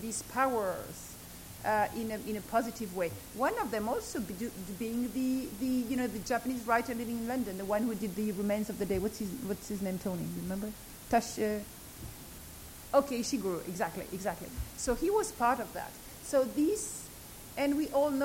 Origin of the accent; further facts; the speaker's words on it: Algeria; I'm a Jew from North Africa, having been colonized by the French